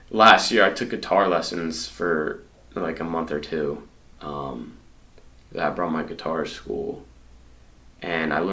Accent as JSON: {"language": "English", "town": "Marlborough", "region": "Massachusetts", "country": "United States", "said": "central mass."}